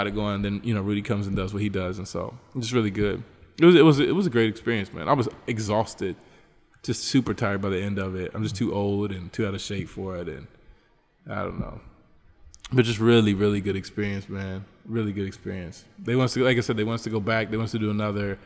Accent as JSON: {"language": "English", "country": "United States", "also_born_or_lived": "Trinidad, Bolivia", "moved": "yes", "lives_now": "Bolivia", "said": "I'm from the United States"}